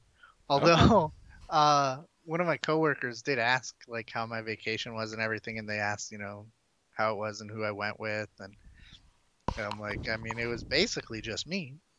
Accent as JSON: {"language": "English", "region": "Wisconsin", "country": "United States", "moved": "yes", "said": "I'm from Wisconsin."}